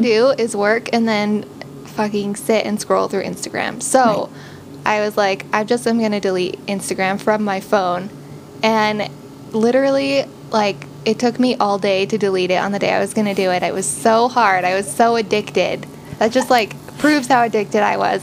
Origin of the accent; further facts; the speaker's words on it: Utah, United States; we grew up here in Utah, and now we live in Salt Lake City